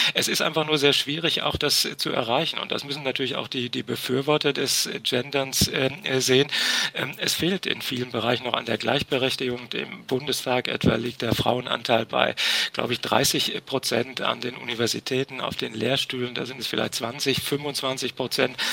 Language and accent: German; Ruhr area, North Rhine-Westphalia, Germany; in meiner Heimat im Ruhrgebiet